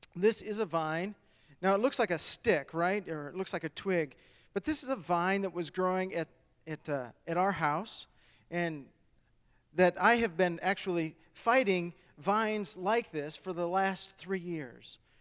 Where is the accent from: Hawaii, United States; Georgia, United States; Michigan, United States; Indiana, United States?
Michigan, United States; moved away; I was born and raised in Michigan